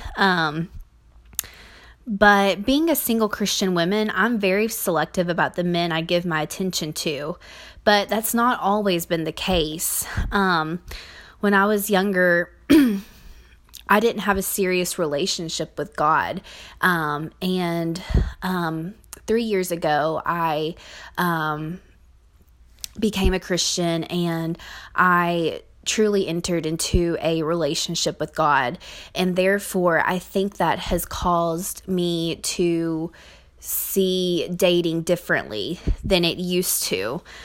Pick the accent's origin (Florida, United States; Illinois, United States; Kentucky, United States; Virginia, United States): Kentucky, United States; I grew up in the Bible Belt of Kentucky